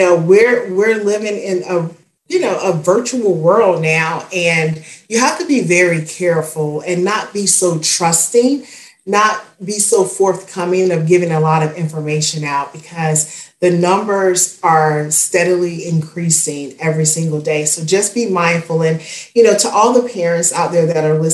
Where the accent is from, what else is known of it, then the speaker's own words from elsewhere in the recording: Spartanburg, South Carolina, United States; my hometown of Spartanburg, South Carolina